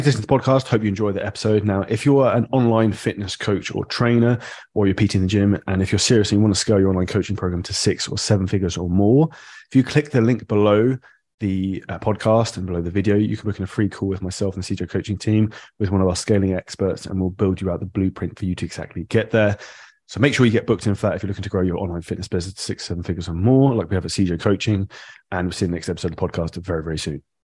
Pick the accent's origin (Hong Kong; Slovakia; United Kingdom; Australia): United Kingdom; we're British